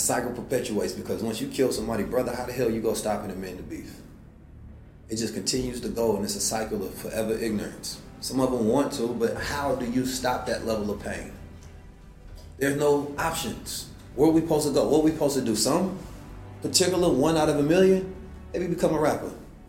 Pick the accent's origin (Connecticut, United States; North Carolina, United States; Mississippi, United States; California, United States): California, United States; Oakland; also born or lived in St. Louis; Man, growing up in Oakland was crazy. Growing up in St. Louis was crazy.